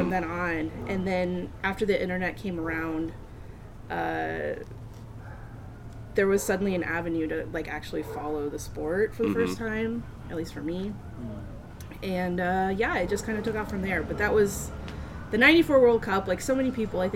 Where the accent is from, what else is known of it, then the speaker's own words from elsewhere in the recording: Michigan, United States; I was growing up in Michigan. My parents were working in Pontiac, Michigan